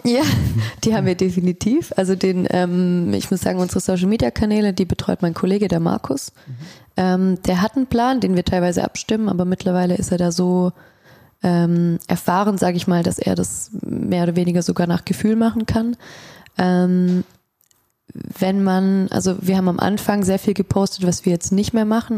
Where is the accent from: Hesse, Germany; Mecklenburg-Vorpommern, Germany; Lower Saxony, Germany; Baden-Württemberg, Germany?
Baden-Württemberg, Germany; Stuttgart; ich bin auch aus Stuttgart.